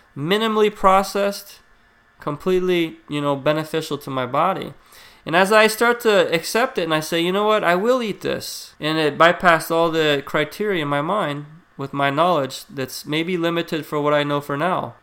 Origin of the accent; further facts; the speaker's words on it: United States; we're the most obese country in the world.